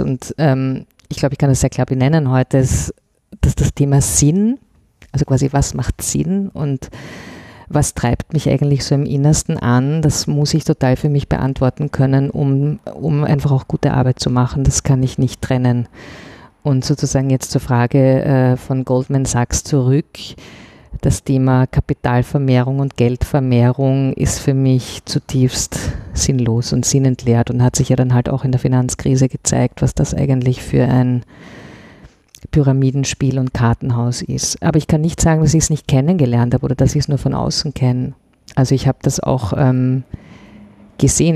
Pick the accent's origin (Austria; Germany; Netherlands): Austria; Vienna; ich bin in Wien geboren und auch hier aufgewachsen